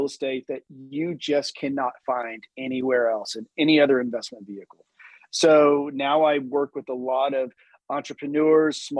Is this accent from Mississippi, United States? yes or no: no; Chattanooga, Tennessee, United States; also born or lived in Birmingham, Alabama / Washington, District of Columbia, United States; I'm from Chattanooga, Tennessee.